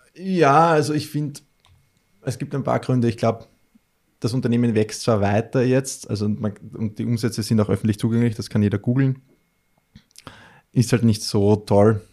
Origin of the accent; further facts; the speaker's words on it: Melk, Lower Austria, Austria; in meiner Heimatstadt in Melk, das ist so ein kleines mhm. Stadtteil äh, in Niederösterreich